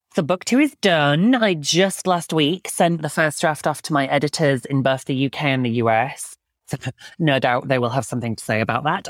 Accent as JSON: {"language": "English", "region": "Yorkshire and the Humber", "country": "United Kingdom", "tie": "born or raised there", "said": "where I grew up in Yorkshire"}